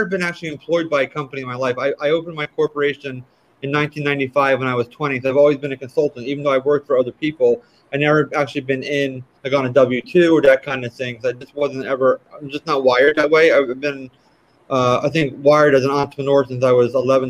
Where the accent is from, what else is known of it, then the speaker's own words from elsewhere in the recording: Jersey Shore, New Jersey, United States; moved away as an adult; also born or lived in Malibu, California; I grew up on the Jersey Shore in South Jersey on the ocean.